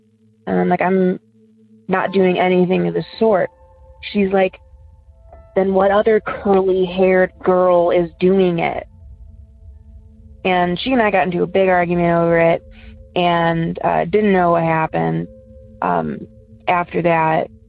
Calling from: Ohio, United States; I'm from Ohio.

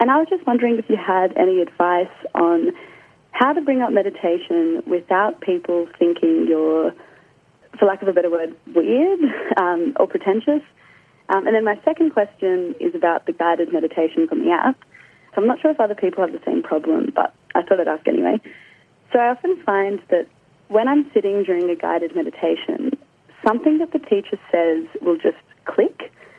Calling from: Sydney, New South Wales, Australia; I'm calling from Sydney.

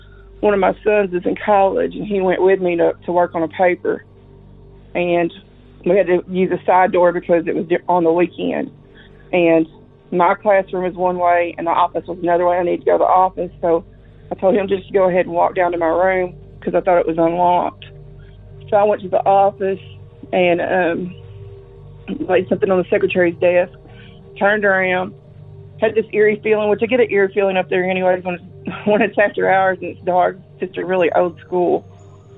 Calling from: Risco, Missouri, United States; I'm calling from Missouri. A lot of things have happened at the school in the town that I live in. I live in a teeny tiny town called Risco.

